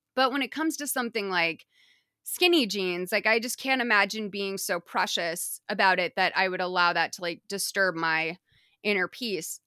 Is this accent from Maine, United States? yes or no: no; Massachusetts, United States; I'm vowely challenged. I'm from Massachusetts. I can barely talk